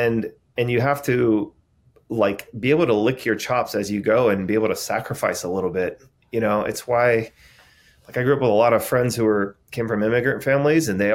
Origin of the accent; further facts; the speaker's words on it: San Diego, California, United States; I grew up in San Diego